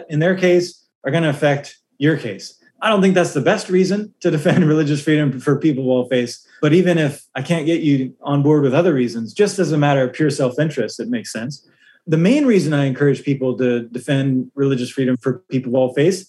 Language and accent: English; United States; as an American